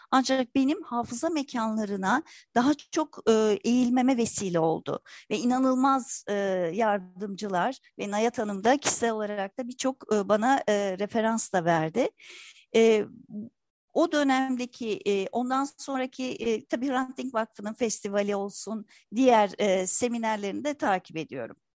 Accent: Istanbul, Turkey; Dediğiniz gibi 1967 İstanbul Kurtuluş doğumluyum. Çocukluğum Kurtuluş'ta geçti. Halen de Şişli bölgesinde yaşıyorum.

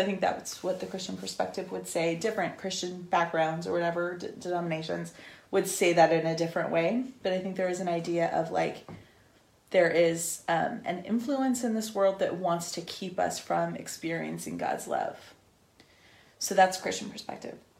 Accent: Northern California, United States; I'm from Northern California

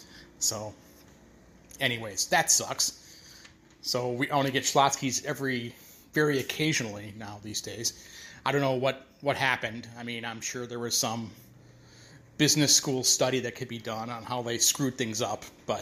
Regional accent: Chicago, Illinois, United States; also born or lived in Houston; I grew up in Chicago

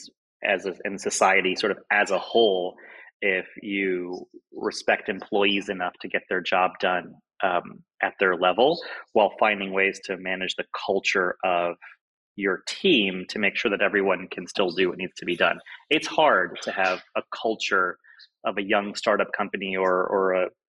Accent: Ohio, United States; now in San Francisco, United States; I'm from the Midwest in Ohio

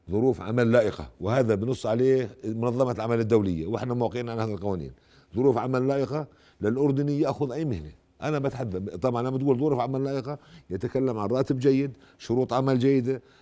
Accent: Jordan; هذا اللي بهمني انا كاردني

